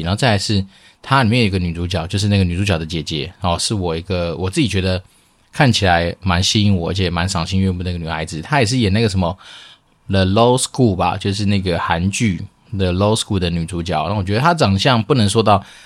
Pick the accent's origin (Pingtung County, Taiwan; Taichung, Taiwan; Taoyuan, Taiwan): Taoyuan, Taiwan; moved away as an adult; now in Xizhi, New Taipei, Taiwan; 以前我的老家在桃园，那我们家在离机场不远处